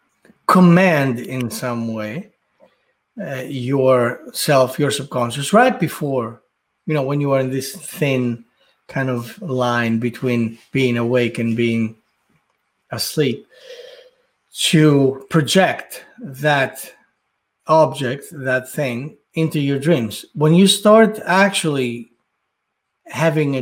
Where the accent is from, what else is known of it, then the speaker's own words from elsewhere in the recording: Athens, Attica, Greece; when I was living, growing up in Athens